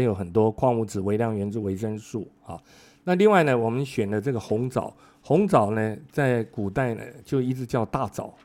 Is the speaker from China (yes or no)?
no; Kaohsiung, Taiwan; 我在高雄长大